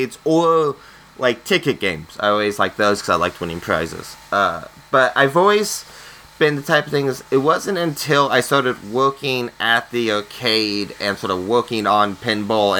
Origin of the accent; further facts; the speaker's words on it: Oregon, United States; I didn't grow up in Reno. I grew up in Oregon where there's a few casinos